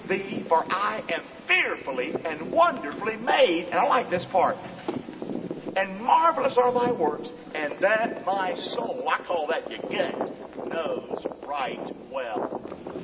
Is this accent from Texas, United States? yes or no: no; Rockingham, North Carolina, United States; moved away as an adult; also born or lived in Lemon Bay area, Florida; now in Englewood, United States; I'm from Rockingham, of course, and all that stuff, North Carolina. But I came here as a young man